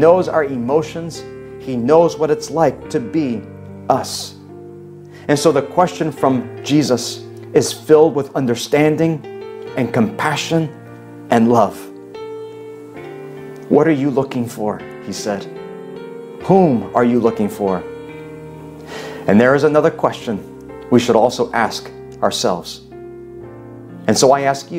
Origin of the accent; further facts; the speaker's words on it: North Carolina, United States; moved away; my cousin John, who I grew up with in North Carolina